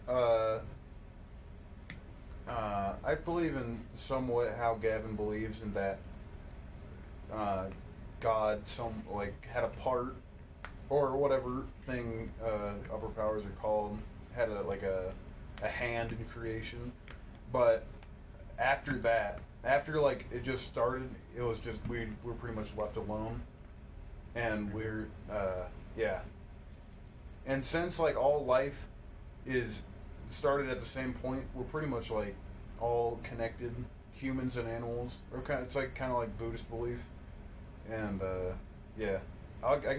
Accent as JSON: {"language": "English", "town": "Denver", "region": "Colorado", "country": "United States", "tie": "born or raised there", "also_born_or_lived": "Mapleton, Maine / Presque Isle, Maine", "moved": "yes", "lives_now": "Vernal, United States", "said": "then I moved to Denver when I was, like, 4"}